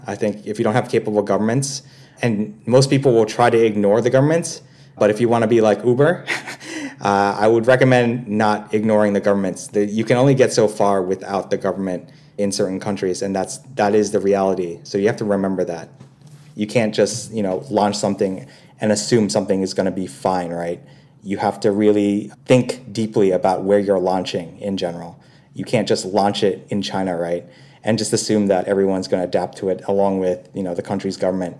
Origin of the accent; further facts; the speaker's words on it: Philippines; Obviously, I'm also Filipino too, so I got a lot of pride for Southeast Asia in general because it is up and coming.